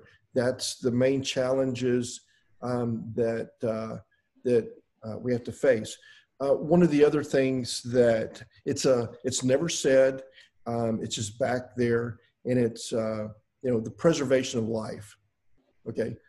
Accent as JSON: {"language": "English", "town": "Houston", "region": "Texas", "country": "United States", "said": "I'm from Houston"}